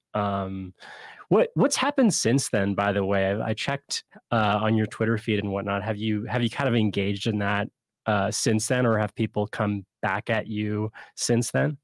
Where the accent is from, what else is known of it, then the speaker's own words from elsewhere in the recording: Canada; as a Canadian